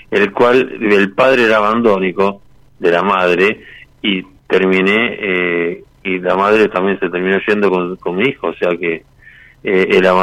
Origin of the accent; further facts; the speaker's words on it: Mar del Plata, Buenos Aires Province, Argentina; De Mar del Plata.